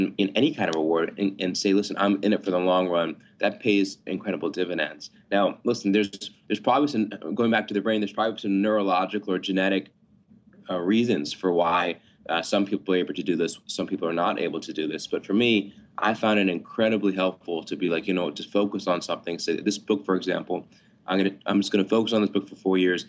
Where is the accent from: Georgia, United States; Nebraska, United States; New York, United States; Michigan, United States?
Georgia, United States; Atlanta; I grew up in Atlanta